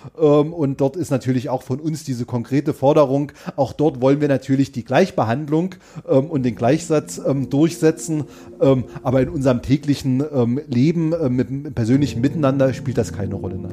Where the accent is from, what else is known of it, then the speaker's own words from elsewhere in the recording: Görlitz, Saxony, Germany; in meiner Heimatstadt ähm, Görlitz-Skorzelitz